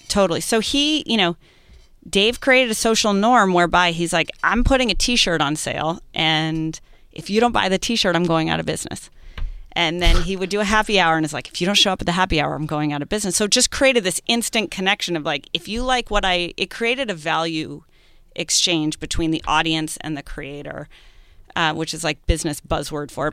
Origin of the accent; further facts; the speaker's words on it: New England, United States; being a New Englander